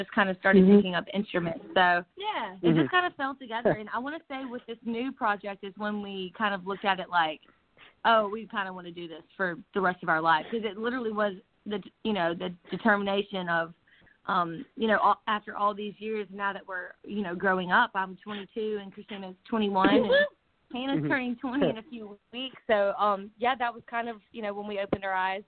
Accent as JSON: {"language": "English", "region": "Mississippi Delta", "country": "United States", "tie": "born or raised there", "said": "growing up in the Mississippi Delta"}